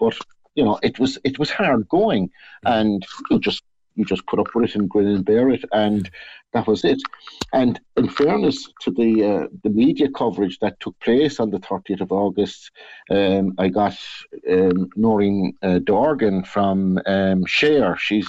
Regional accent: Blackpool, North West England, United Kingdom; it's absolutely great because I have people I grew up with in Blackpool there around me, and it's just home, you know.

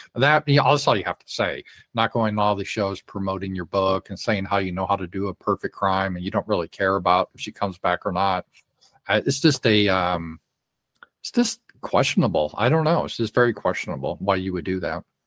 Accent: Colorado, United States; now in Arkansas, United States; I was raised in Colorado

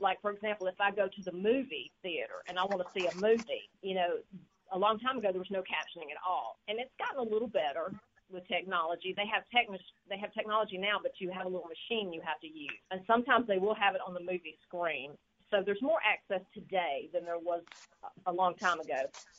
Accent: Massachusetts, United States; moved away as an adult; How I arrived here in Mississippi, first of all, I grew up in Massachusetts, and I moved here for a job opportunity as a VR counselor for the deaf.

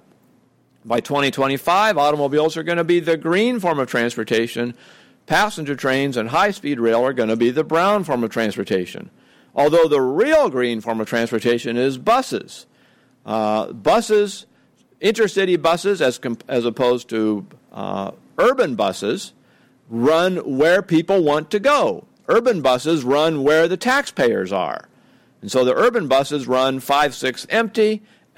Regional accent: Oregon, United States; My home state of Oregon

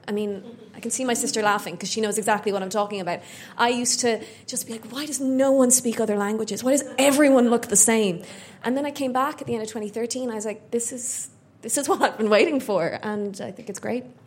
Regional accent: Ireland; growing up in Ireland in the late 80s and 90s

